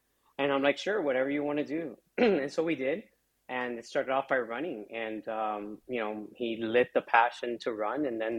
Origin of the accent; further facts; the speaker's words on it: South Florida, United States; So I've been very lucky to have been born and raised here in South Florida. And so I went to school here locally and I was about, your typical Hispanic, child here in the United States